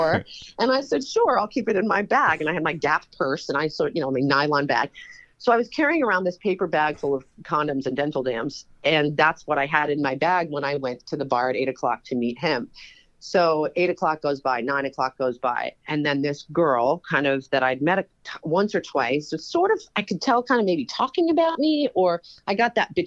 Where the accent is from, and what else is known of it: New York, United States; born or raised there